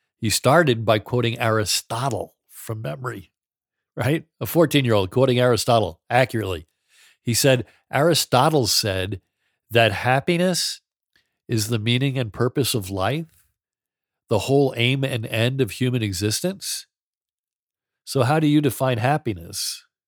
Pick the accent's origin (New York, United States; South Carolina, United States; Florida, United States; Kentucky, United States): New York, United States; I grew up in New York, the son of an Irish Catholic father